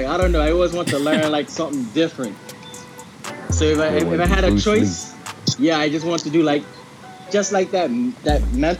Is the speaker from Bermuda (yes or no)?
yes; Bermuda; also born or lived in South Carolina; I was actually born and chosen South Carolina, but raised in Bermuda. Uh-huh. I was raised in Bermuda from 1 year old right up until high school.